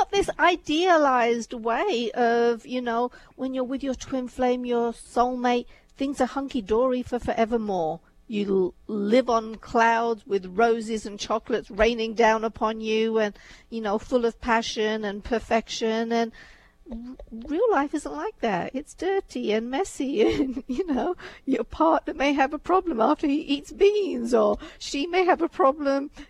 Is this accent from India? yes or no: yes; India; you know, my background is such, you know, I was born in India. As I was growing up, arranged marriages were very much the norm.